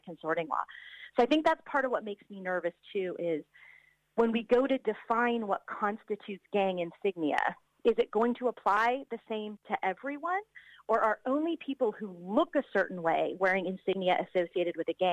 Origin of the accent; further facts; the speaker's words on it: United States; moved away; I'm an American who grew up in the 1980s